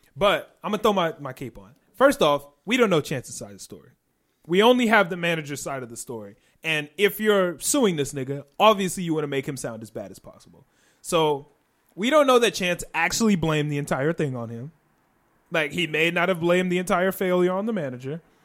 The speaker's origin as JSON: {"language": "English", "area": "Chicagoland area", "region": "Illinois", "country": "United States", "said": "We're not from Chicago, but we're in the Chicagoland area."}